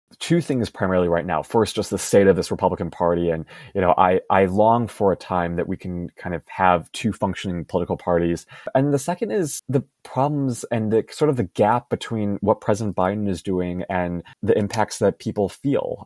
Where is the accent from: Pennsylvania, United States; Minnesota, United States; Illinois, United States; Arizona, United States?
Illinois, United States; Chicago; moved away as an adult; also born or lived in Los Angeles, United States; I'm currently in Chicago, my hometown